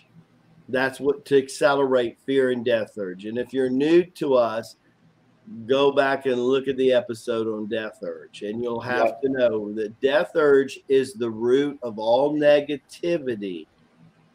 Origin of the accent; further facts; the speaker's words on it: Tennessee, United States; country boy. I'm from Tennessee